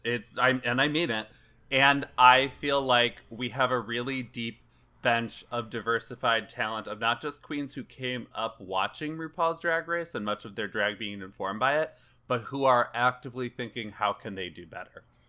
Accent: Chicago, Illinois, United States; as a native Chicagoan

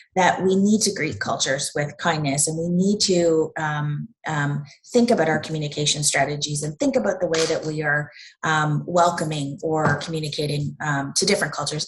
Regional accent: Havelock, Ontario, Canada; I'm from Havelock, which is in Peterborough County

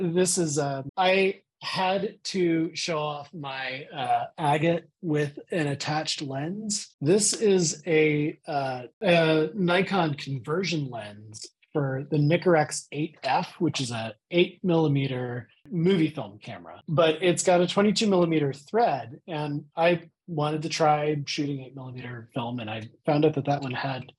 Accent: Pittsburgh, Pennsylvania, United States; I'm from Pittsburgh

